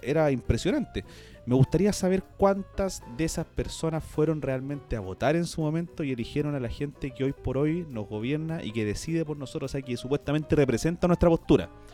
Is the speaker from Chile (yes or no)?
yes; Chile; en mi país que tanto amo